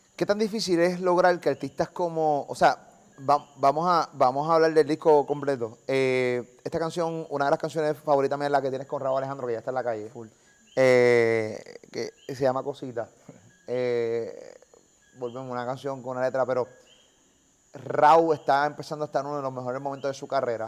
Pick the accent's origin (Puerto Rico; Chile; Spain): Puerto Rico; Carolina; soy de los pendejos de Carolina